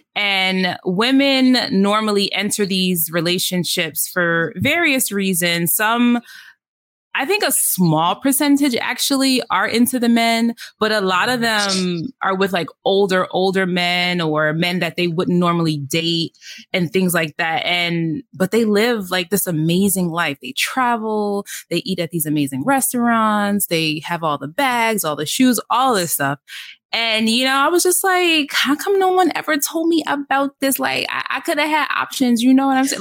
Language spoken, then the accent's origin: English; New York City, New York, United States; I'm originally from the Bronx, mother of three teenagers.